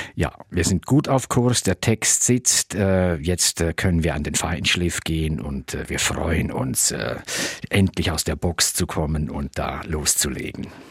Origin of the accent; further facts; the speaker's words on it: Tamins, Graubünden, Switzerland; also born or lived in Chur; Also ich bin in Tamins aufgewachsen und dann sind wir mit 14 sind wir dann nach Chur gezogen